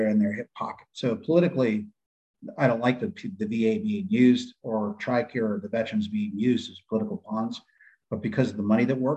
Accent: San Diego, California, United States; moved away as an adult; now in Kentucky, United States; I was getting sick of California, even though I grew up there.

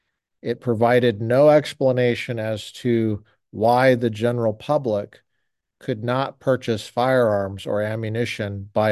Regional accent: Colorado, United States; In a state like I grew up in Colorado, you could look in the back of the paper, the Rocky Mountain News, and find ads for the sale of any number of items, including firearms.

